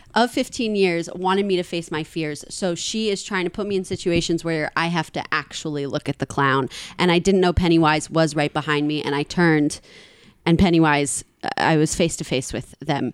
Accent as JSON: {"language": "English", "town": "New York City", "region": "New York", "country": "United States", "tie": "born or raised there", "said": "I grew up in a part of Queens where driving was a normal thing"}